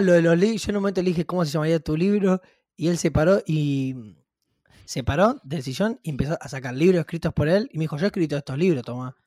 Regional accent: Rosario, Santa Fe, Argentina; moved away as an adult; now in Buenos Aires, Argentina

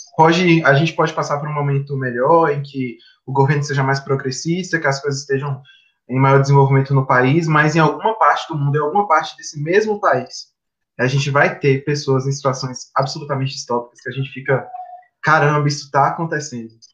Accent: Vitória da Conquista, Bahia, Brazil; sou de Vitória da Conquista, uma cidade do interior da Bahia

